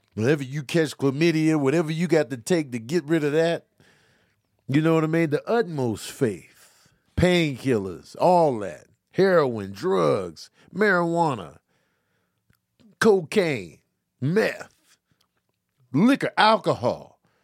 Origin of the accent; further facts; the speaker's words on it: Chicago, Illinois, United States; I grew up in Chicago.